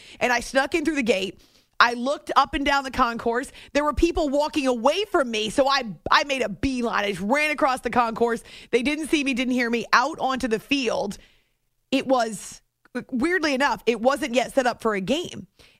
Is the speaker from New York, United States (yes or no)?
no; New Hampshire, United States; moved away as an adult; also born or lived in Youngstown, Ohio / Oklahoma; When I was growing up, we spent a good portion of our time in Northeast Ohio. So I'm from New Hampshire. I grew up in New Hampshire. But my mom's whole side of the family is from the Youngstown, Ohio area